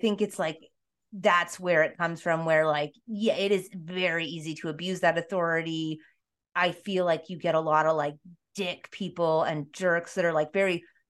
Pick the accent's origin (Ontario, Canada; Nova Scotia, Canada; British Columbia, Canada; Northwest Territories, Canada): Ontario, Canada; Toronto; I'm from Toronto.